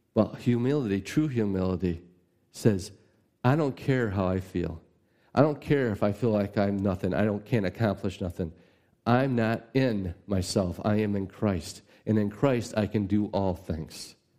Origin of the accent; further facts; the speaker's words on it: United States; as an American